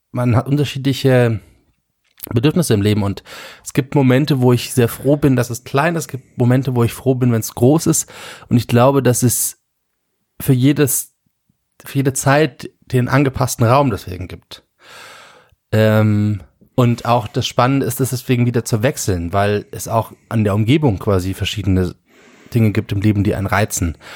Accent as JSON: {"language": "German", "country": "Germany", "said": "ist Heimat nicht, ich bin Deutscher"}